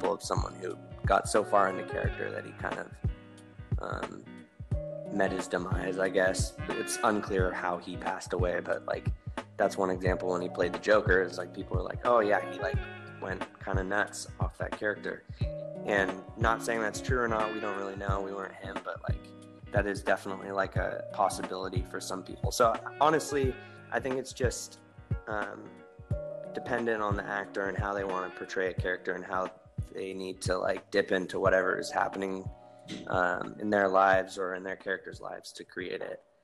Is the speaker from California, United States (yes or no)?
yes; Northern California, United States; I'm from Northern California where there's a lot of like broy people